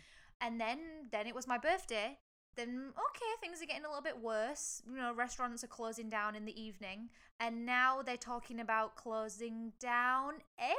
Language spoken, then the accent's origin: English; England, United Kingdom; now in Hong Kong; I'm from England.